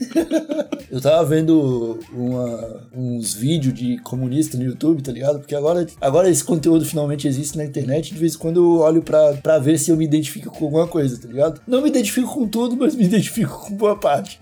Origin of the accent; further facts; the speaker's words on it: Brazil; como brasileiro